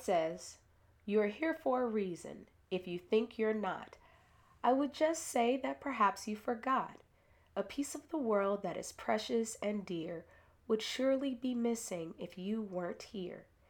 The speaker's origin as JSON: {"language": "English", "town": "Chicago", "region": "Illinois", "country": "United States", "tie": "born or raised there", "said": "I was born in Inglewood, i-, in Chicago. My village consisted of Bass School"}